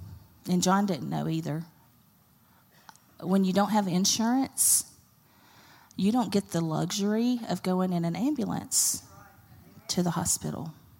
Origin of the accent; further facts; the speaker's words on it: Carrollton, Georgia, United States; I didn't want to go to Bremen or Carrollton because we've grown up here. I grew up in Carrollton.